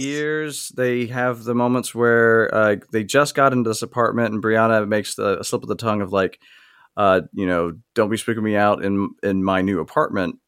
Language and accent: English; the South, United States; I grew up in the South in a very racially diverse area